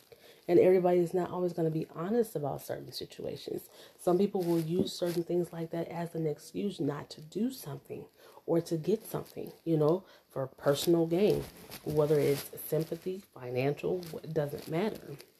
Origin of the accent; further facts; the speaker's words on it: United States; born there; But I was born in the United States.